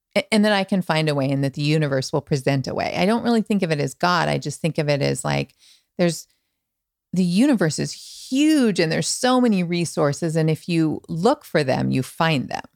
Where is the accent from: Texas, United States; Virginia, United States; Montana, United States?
Montana, United States; also born or lived in Manhattan Beach / West Hollywood; now in Los Angeles, United States; I'm from Montana